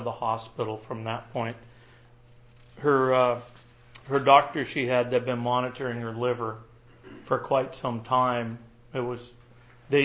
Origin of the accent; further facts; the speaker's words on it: Tacoma, Washington, United States; I grew up in the Tacoma, Puyallup area